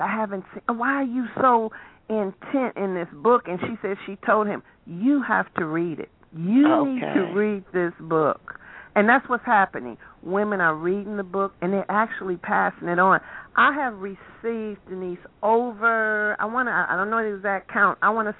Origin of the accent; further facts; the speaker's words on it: Chicago, Illinois, United States; I'm from Chicago, born and raised in Chicago